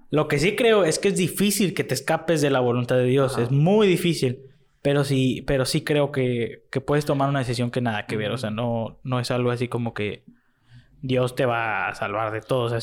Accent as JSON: {"language": "Spanish", "town": "Matamoros", "region": "Tamaulipas", "country": "Mexico", "tie": "born there", "said": "En, no, aquí nací. Así, ¿Ah, aquí nací en Matamoros."}